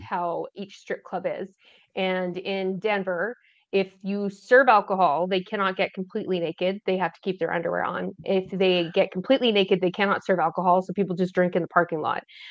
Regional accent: Canada; I'm Canadian

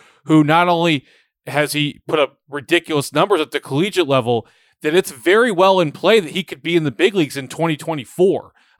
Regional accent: Atlanta, Georgia, United States; I grew up in Atlanta in the 1990s

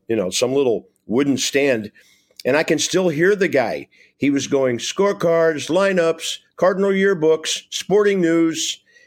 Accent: Tulsa, Oklahoma, United States; moved away; Tulsa, Oklahoma, my hometown

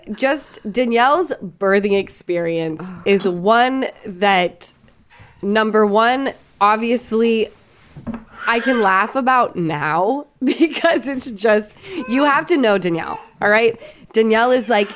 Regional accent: Utah, United States; accent: Utah; Because I'm from Utah. And it's my Utah accent.

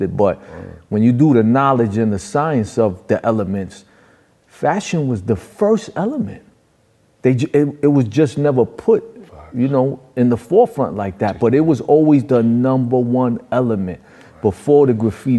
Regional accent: New York City, New York, United States; also born or lived in Far Rockaway, Queens; I was born and raised and trained in New York

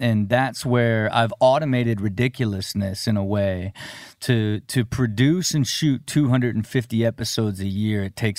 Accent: Dayton, Ohio, United States; From Dayton, Ohio.

